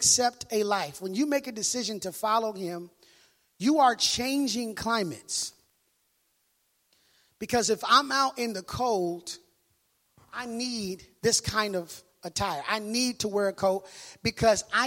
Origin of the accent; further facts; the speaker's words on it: Minneapolis, Minnesota, United States; moved away; I'm from Minneapolis, Minnesota